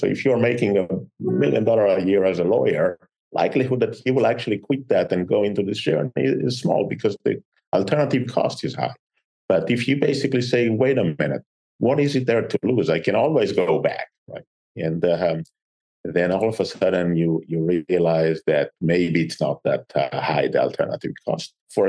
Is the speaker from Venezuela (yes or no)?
no; Israel; English is a second language; And generic is Israel is in a tough neighborhood, right? And when you are in a tough neighborhood, you grew up tough.